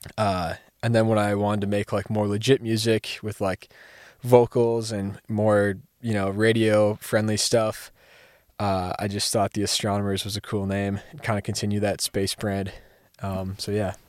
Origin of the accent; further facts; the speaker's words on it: Fond du Lac, Wisconsin, United States; also from Fond du Lac